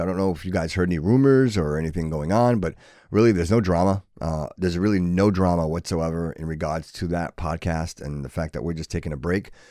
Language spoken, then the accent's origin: English; Fall River, Massachusetts, United States; growing up in Fall River, it was a great place